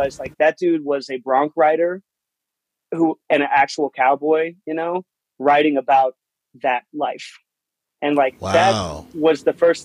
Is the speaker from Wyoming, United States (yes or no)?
yes; Cheyenne, Wyoming, United States; also born or lived in St. Louis, Missouri / Denver, Colorado; I grew up in Wyoming. I was born in St. Louis, and when I was about 5 or 6, we moved out to Wyoming.